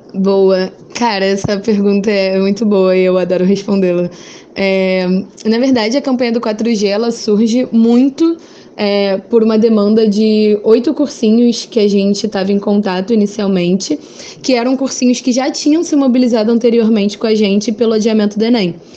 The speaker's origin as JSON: {"language": "Portuguese", "region": "Rio de Janeiro", "country": "Brazil", "said": "eu sou do Rio de Janeiro, moro na Zona Oeste do Rio."}